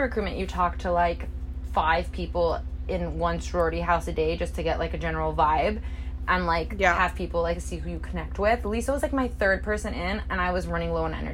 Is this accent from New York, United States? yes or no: no; Miami, Florida, United States; I'm from Miami